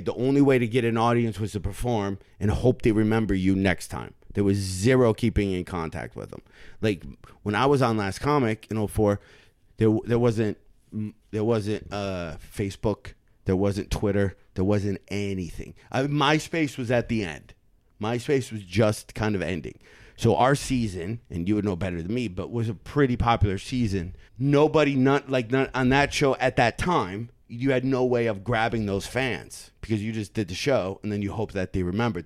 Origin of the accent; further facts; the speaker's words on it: Michigan, United States; I'm from Michigan